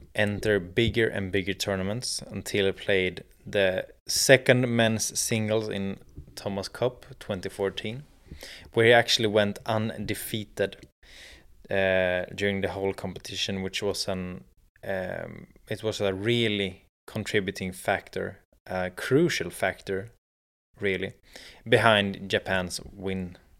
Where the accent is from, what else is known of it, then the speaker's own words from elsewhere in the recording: Sweden; in Sweden, in my home country